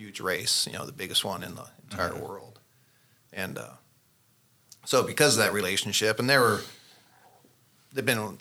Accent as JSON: {"language": "English", "town": "Sacramento", "region": "California", "country": "United States", "tie": "born or raised there", "moved": "as an adult", "said": "I grew up in Northern California, Sacramento area"}